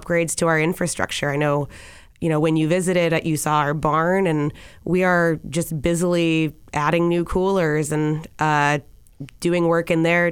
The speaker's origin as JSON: {"language": "English", "town": "Easthampton", "region": "Massachusetts", "country": "United States", "tie": "born or raised there", "said": "I grew up on Lovefield Street"}